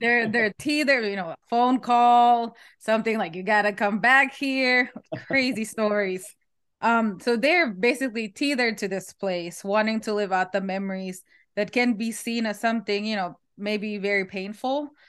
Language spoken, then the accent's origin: English; Philippines; now in United States; I'm Filipino